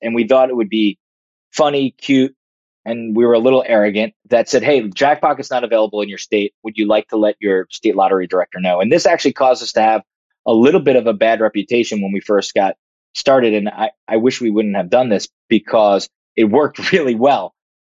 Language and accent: English; Brooklyn, New York, United States; born there; I was born in Greenpoint, Brooklyn.